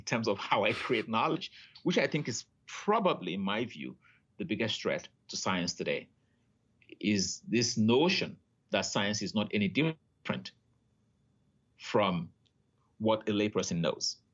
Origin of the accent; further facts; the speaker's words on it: Nigeria; moved away as an adult; now in Canada; I grew up in Nigeria